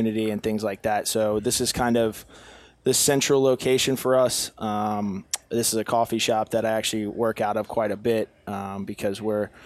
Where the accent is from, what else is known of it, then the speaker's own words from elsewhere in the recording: Northern Virginia, United States; I'm from Northern Virginia